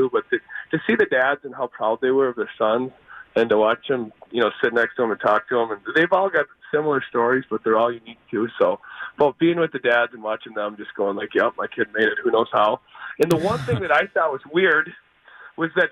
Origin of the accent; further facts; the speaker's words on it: Richfield, Minnesota, United States; growing up in Richfield